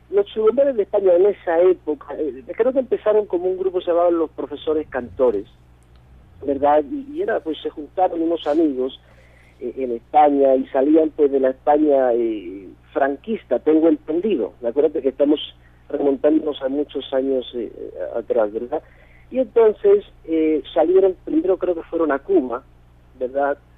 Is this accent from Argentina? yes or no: no; Mexico; De mi infancia, parte de mi infancia la pasé en México